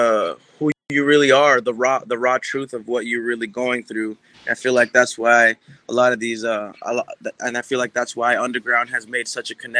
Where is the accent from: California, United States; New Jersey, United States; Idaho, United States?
California, United States; Orange; also born or lived in Garden Grove, California; I was raised in Orange, all around Orange County